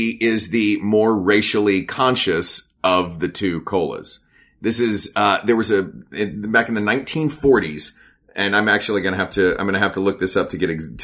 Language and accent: English; Tennessee, United States; I grew up in Tennessee